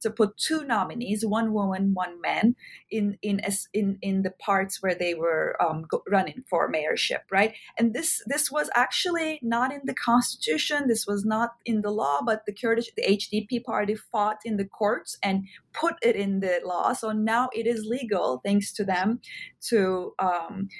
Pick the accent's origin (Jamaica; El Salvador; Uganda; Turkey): Turkey; moved away as an adult; now in United States; I grew up in Turkey and I went to really good schools, public schools